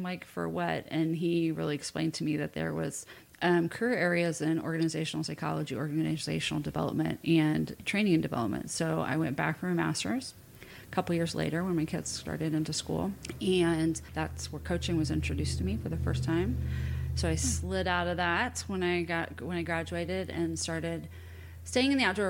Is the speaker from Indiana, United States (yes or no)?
yes; Indianapolis, Indiana, United States; I grew up in Indianapolis, big Catholic family, and went to Indiana University